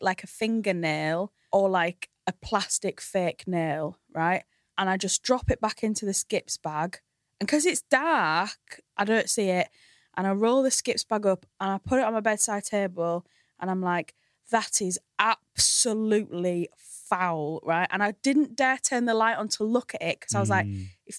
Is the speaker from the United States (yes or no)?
no; Hull, Yorkshire and the Humber, United Kingdom; now in London, United Kingdom